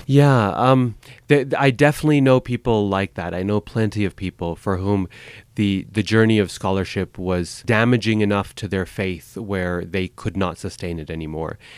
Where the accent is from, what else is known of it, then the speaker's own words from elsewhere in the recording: Boise, Idaho, United States; moved away; also born or lived in Chicago; I grew up in Boise, Idaho in the eighties